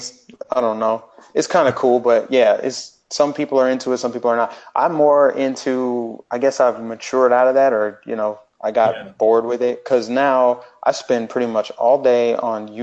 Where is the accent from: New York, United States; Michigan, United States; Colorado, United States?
Colorado, United States; Denver; moved away as an adult; also born or lived in Minnesota; now in Florida, United States; I'm originally from Denver, Colorado. I grew up there, spent my whole life there